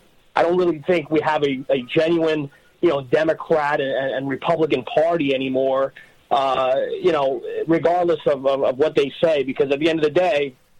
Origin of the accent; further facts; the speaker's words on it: New York, United States; You know, I'm 36 years old. I was born and raised in New York.